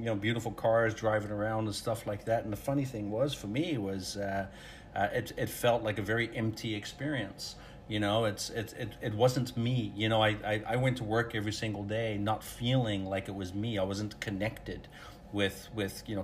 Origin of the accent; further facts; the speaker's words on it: Netherlands; moved away; I grew up in Holland, so everybody rides bike